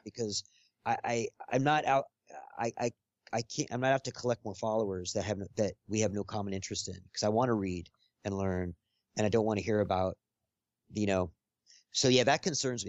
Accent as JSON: {"language": "English", "town": "Los Angeles", "region": "California", "country": "United States", "tie": "born or raised there", "said": "growing up here"}